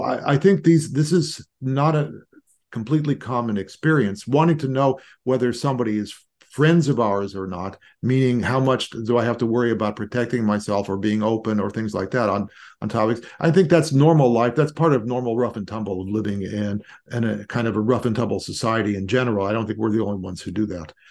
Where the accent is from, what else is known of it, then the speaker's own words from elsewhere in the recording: Los Angeles, California, United States; I grew up in Los Angeles